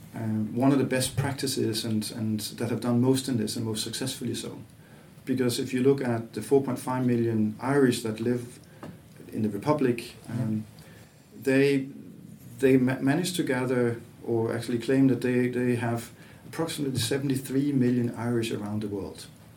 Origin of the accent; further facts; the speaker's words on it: Aarhus, Central Denmark Region, Denmark; English is a second language; moved away as an adult; also born or lived in Copenhagen / Latvia; but I'm not from Copenhagen. I'm a kid from Aarhus, but worked as well in Copenhagen.